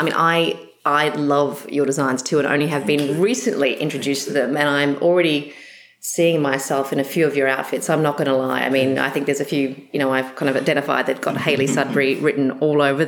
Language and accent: English; Australia; accent: Australian; my Australian accent